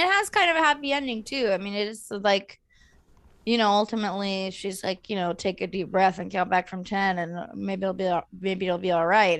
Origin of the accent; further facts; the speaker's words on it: California, United States; I'm from California